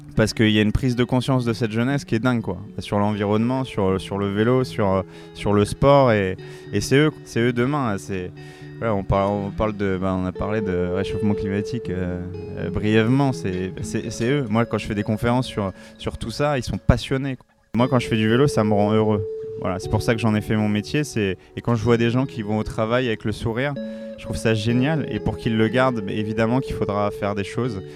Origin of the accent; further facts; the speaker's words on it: La Courneuve, Île-de-France, France; Je viens du 93, je viens de La Courneuve dans le 93